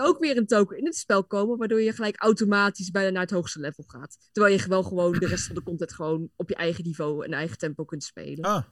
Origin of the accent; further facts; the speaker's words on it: near Apeldoorn, Gelderland, Netherlands; Ik kom uit de buurt van Apeldoorn